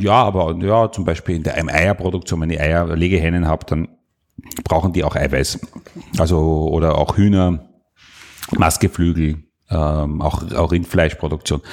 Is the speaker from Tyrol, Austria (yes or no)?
no; Salzburg, Austria; moved away; also born or lived in Burgenland; Und ich bin der Salzburger, also ich bin da aus, eigentlich aus der Welt gekommen, wo die Kühe auf der Weide stehen